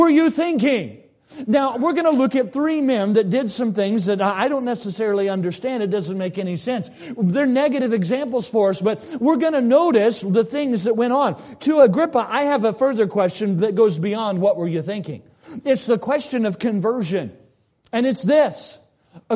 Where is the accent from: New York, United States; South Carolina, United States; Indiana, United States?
South Carolina, United States; When I was a boy growing up in South Carolina